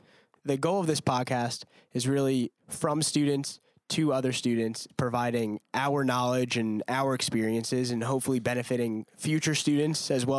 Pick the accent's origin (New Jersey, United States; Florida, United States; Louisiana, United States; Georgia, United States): New Jersey, United States; Freehold; I'm from Freehold, New Jersey, which is in central Jersey, which is a place.